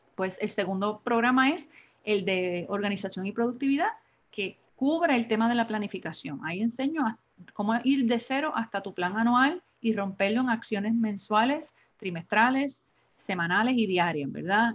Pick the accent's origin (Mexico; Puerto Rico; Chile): Puerto Rico; Adjuntas; now in San Juan, Puerto Rico; soy puertorriqueña, natural del pueblo de Adjuntas en Puerto Rico. Llevo más de 25 años casi en San Juan, Puerto Rico, radicada en San Juan